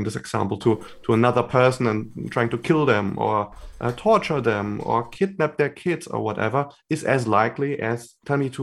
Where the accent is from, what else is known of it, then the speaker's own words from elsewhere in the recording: Germany; I'm from Germany originally, and I'm also based now in Germany.